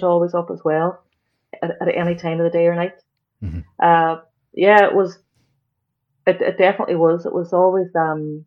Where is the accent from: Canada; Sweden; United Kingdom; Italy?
United Kingdom; Derry, Northern Ireland; Growing up here